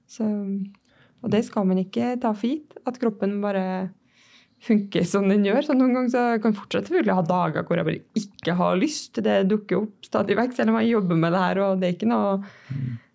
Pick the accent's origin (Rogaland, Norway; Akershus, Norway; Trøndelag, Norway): Trøndelag, Norway; Levanger; moved away as an adult; also born or lived in Oslo; jeg er fra Levanger. 26 år